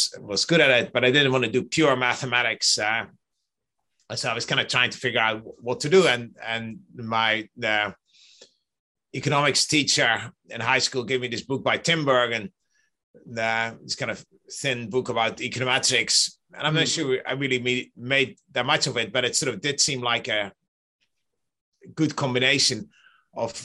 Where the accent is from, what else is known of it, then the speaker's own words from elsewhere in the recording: Netherlands; I grew up in the Netherlands